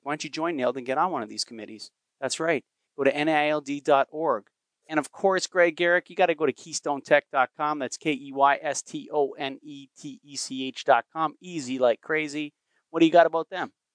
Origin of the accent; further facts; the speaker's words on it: Canada; I'm a Canadian